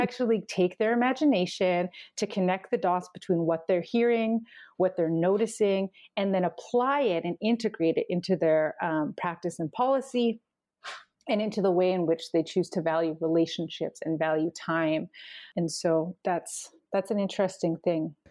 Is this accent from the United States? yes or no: no; Canim Lake, central interior of British Columbia, Canada; from Seskin, which is, um, in the central interior of the province known as British Columbia.